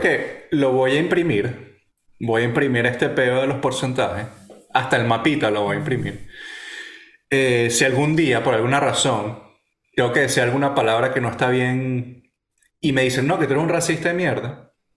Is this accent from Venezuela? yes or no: yes; Venezuela; yo nací ahí, viví en ese peo, eh, hablo como un cifrino de mierda